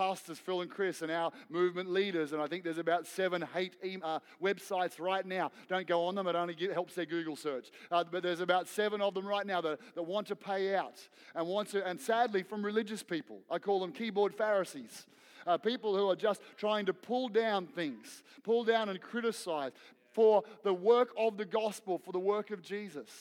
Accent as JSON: {"language": "English", "region": "Victoria", "country": "Australia", "tie": "born or raised there", "also_born_or_lived": "Queensland", "moved": "yes", "said": "I grew up in Victoria playing AFL footy. I moved to Queensland, played league. I went back to Victoria, played AFL footy."}